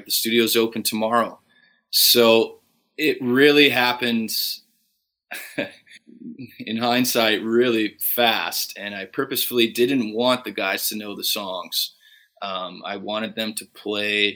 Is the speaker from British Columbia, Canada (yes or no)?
no; Fort Saskatchewan, Alberta, Canada; born or raised there